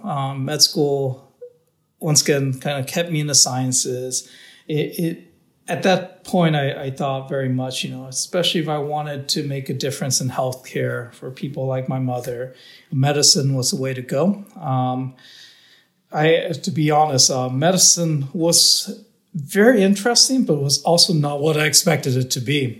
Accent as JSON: {"language": "English", "town": "Downey", "region": "California", "country": "United States", "tie": "born or raised there", "said": "I was born in Southern California um, in a town called Downey, which is you know the border between LA and Orange County"}